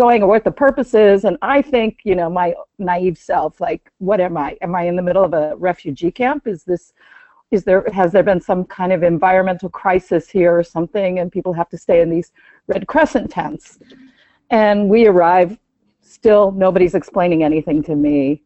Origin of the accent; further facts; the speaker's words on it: United States; also born or lived in Iran; I am Jewish and I'm an American Jew.